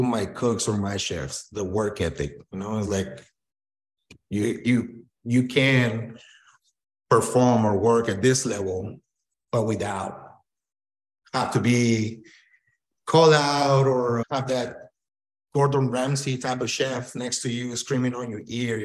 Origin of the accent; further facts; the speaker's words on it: Tijuana, Baja California, Mexico; also born or lived in Sonora, Mexico / Arizona; now in Phoenix, United States; I was born in Sonora, but I grew up in Tijuana, Baja California.